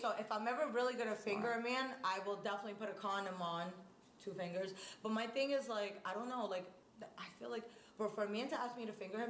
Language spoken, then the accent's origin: English; New York City, New York, United States; moved away as an adult; now in Miami, United States; I'm from Coney Island, Brooklyn.